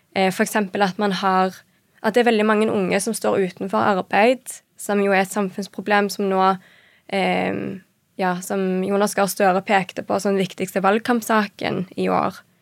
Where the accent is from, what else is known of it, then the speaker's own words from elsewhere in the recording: Stavanger, Rogaland, Norway; moved away as an adult; also born or lived in Paris / Copenhagen; Født og oppvokst i Stavanger